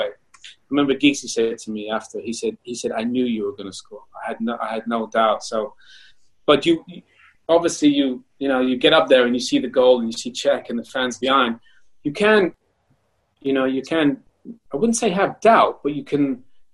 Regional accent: Canada; moved away; also born or lived in Germany / United Kingdom; my body took me all the way from Canada to Germany to the UK to play for England, even though I was born in Canada

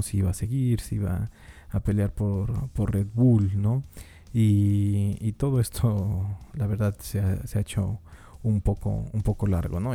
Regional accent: Mexico; yo como mexicano

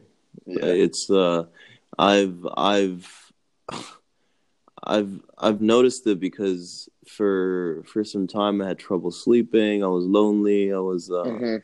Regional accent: Maryland, United States; moved away; also born or lived in Connecticut; I'm from Maryland

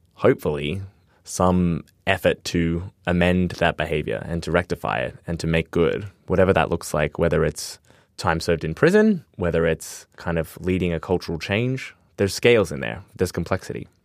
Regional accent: Australia; as an Australian

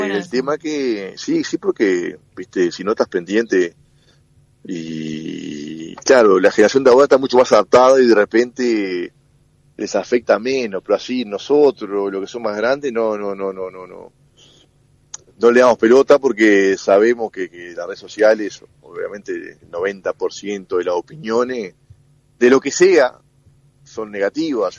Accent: Uruguay; also born or lived in Montevideo; los uruguayos

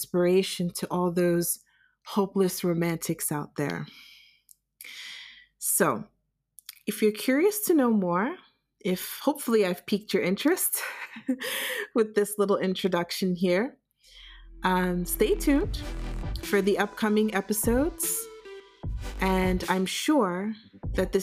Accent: United States; moved away as an adult; also born or lived in New York City; now in Germany; I am a Nigerian American born and raised in the United States

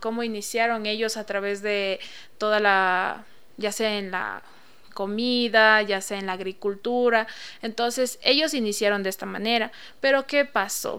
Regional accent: Ecuador; soy una indígena Shuar y vengo como representante vocera de mi comunidad milenial Shuar

